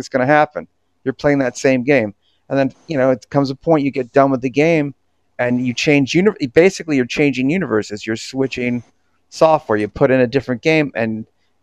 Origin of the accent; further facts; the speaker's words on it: Florida, United States; moved away; also born or lived in Orlando, Florida; I was raised in Florida. I went to high school in Piper High, and I went to and I lived in Orlando